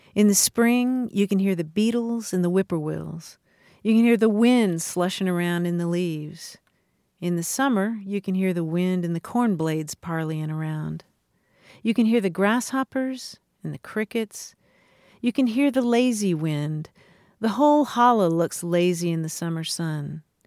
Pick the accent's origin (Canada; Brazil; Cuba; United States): United States; Kentucky; growing up in Kentucky, I heard French bath all the time